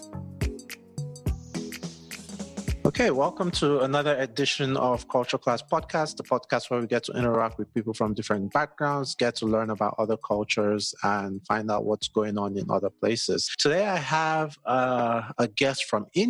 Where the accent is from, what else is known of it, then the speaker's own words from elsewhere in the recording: Nigeria; now in United States; I live in the U.S., but I'm Nigerian